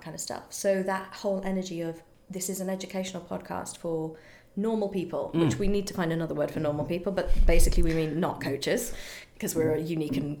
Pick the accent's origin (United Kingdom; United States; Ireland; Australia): United Kingdom; I'm British